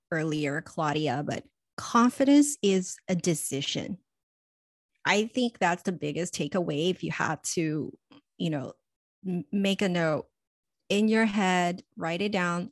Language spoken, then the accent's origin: English; Los Angeles, California, United States; growing up in Los Angeles, being so close to Hollywood, when I was in middle school